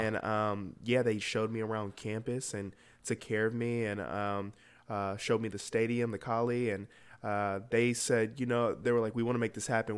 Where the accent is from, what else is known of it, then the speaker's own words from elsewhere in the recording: Atlanta, Georgia, United States; I'm from Atlanta, Georgia, uh, born and raised in, uh, Winthrop, Buford High School